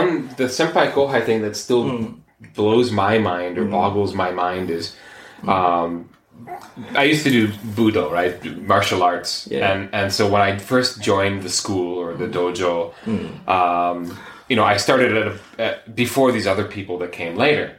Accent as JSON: {"language": "English", "country": "United States", "moved": "yes", "lives_now": "Japan"}